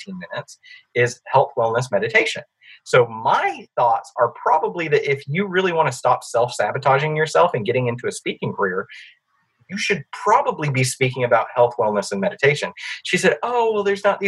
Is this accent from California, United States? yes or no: no; Alabama, United States; I am from Alabama